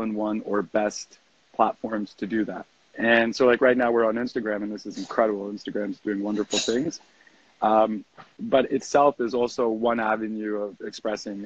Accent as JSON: {"language": "English", "town": "Toronto", "region": "Ontario", "country": "Canada", "tie": "born or raised there", "also_born_or_lived": "Victoria, British Columbia", "moved": "as an adult", "lives_now": "Costa Rica", "said": "I grew up in Toronto"}